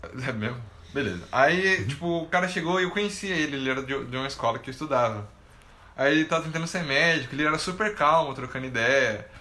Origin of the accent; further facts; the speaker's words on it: Brazil; como um bom brasileiro